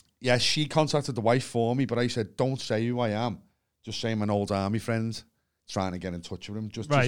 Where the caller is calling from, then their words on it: Liverpool, North West England, United Kingdom; I'm phoning from Liverpool.